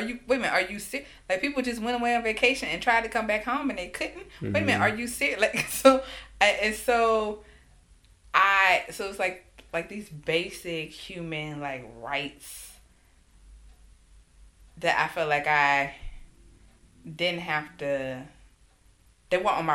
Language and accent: English; Alabama, United States; my home state of Alabama